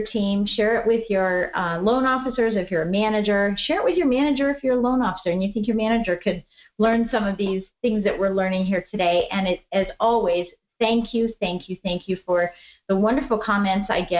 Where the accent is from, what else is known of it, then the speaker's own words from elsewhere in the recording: Colorado, United States; I'm from Colorado